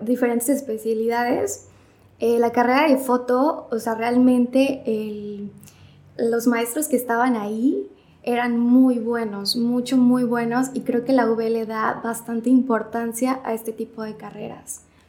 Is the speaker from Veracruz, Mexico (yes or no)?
yes; Martínez de la Torre, Veracruz, Mexico; soy de Martínez de la Torre, aquí nací y estudié, estuve aquí desde la prepa y ya en la universidad me fui al puerto a estudiar